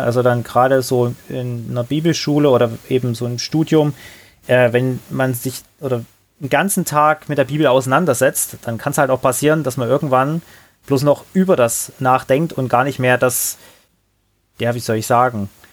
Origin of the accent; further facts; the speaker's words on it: Johanngeorgenstadt, Saxony, Germany; moved away as an adult; ich bin da in, in einer kleinen Stadt, Johann Georgenstadt nennt die sich. Heimat des Schwibbogens, ganz wichtig. Also mhm. eine coole Sache. Ähm, mhm. Im wunderschönen Erzgebirge, also ist ja Sachsen, groß geworden